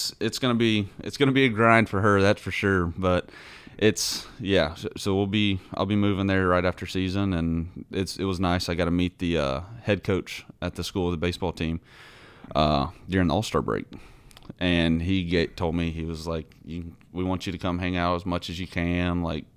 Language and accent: English; Huntsville, Alabama, United States; moved away; Huntsville, Alabama.